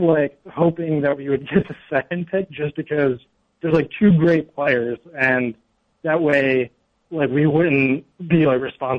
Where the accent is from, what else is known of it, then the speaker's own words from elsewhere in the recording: New Jersey, United States; moved away; I'm originally from South Jersey.